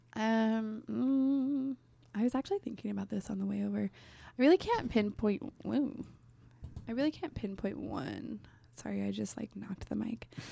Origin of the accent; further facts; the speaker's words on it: Damascus, Oregon, United States; also born or lived in Gresham, Oregon / Clackamas, Oregon / Portland, Oregon; now in Newberg, United States; I grew up in Damascus